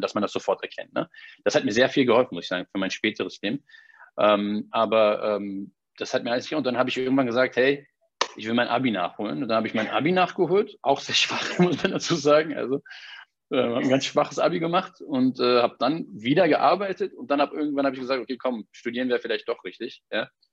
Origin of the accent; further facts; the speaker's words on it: Berlin, Germany; ich bin in Berlin geboren und aufgewachsen